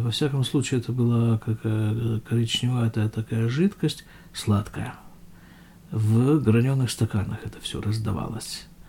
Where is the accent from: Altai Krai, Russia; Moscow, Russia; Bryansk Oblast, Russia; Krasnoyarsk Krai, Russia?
Krasnoyarsk Krai, Russia; Krasnoyarsk; now in West Bank; Это все мое детство происходило в Красноярске практически